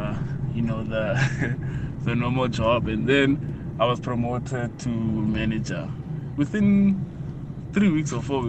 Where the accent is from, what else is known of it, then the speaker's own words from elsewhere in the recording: Pretoria, Gauteng, South Africa; I'm from Pretoria.